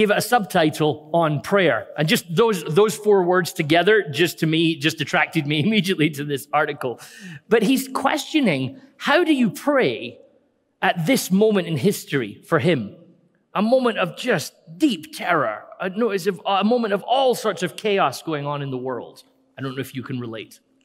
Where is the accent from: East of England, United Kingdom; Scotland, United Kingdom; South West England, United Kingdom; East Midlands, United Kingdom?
Scotland, United Kingdom; We're always Scottish.